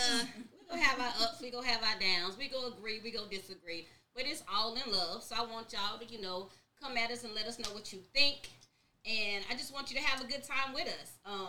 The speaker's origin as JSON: {"language": "English", "town": "Charlotte", "region": "North Carolina", "country": "United States", "said": "I'm from Charlotte."}